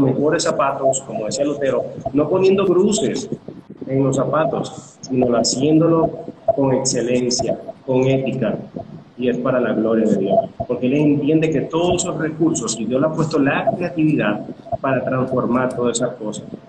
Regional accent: Caracas, Capital District, Venezuela; soy de Caracas, Venezuela

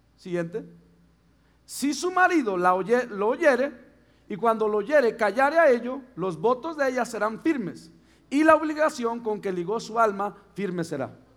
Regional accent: Mexico; soy mexicano

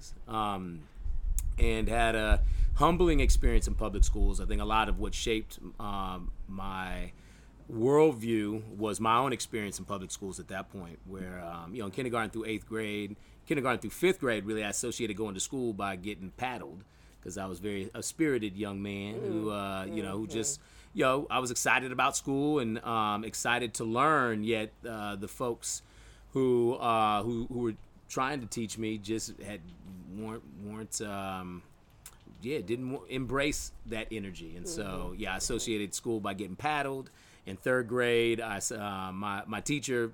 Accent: South San Francisco, California, United States; I grew up in South City, went to college in San Mateo

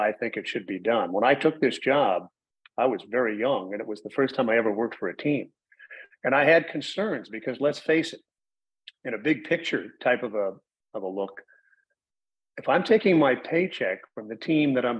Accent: Minneapolis, Minnesota, United States; now in Indianapolis, United States; I grew up in Minneapolis

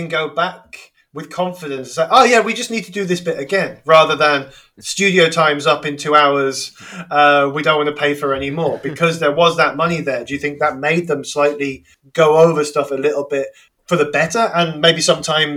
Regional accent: England, United Kingdom; I'm just pronouncing it as an English person

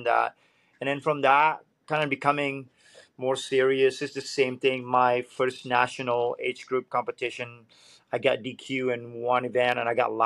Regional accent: Bali, Indonesia; also born or lived in Florida; now in Wilmington, United States; I grew up in Bali

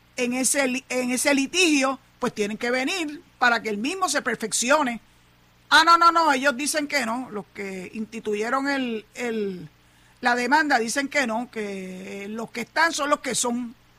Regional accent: Puerto Rico; los puertorriqueños no creemos en eso

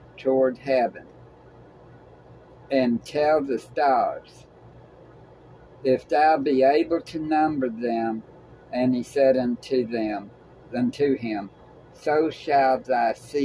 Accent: Tennessee, United States; We're from Tennessee

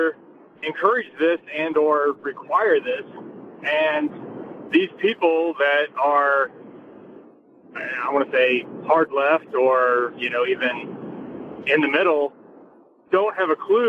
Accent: New Orleans, Louisiana, United States; now in Springfield, Illinois, United States; I grew up in the South, I grew up in New Orleans

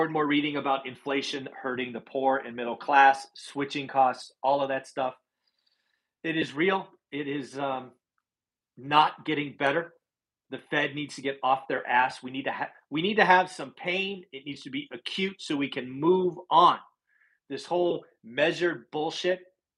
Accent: California, United States; I'm from California

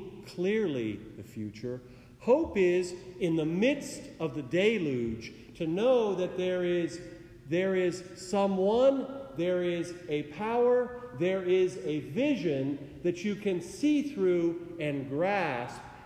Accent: Oregon, United States; moved away; my home state where I grew up

